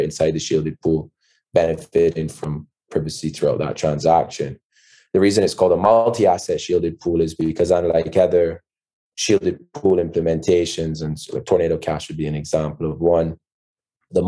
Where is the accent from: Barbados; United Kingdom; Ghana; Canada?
Barbados; I'm from Barbados, co-founder, CEO of Panther